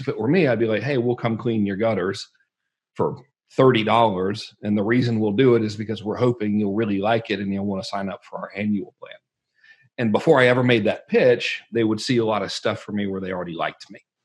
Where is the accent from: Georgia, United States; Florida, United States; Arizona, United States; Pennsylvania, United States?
Georgia, United States; I'm from Georgia